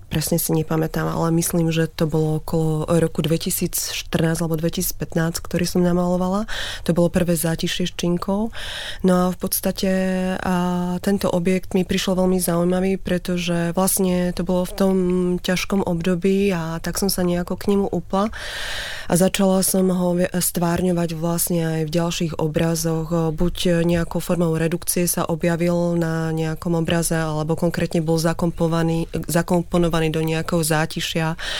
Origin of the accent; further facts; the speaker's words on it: Slovakia; moved away; som sa vracala veľmi rada na Slovensko, odkiaľ pochádzam.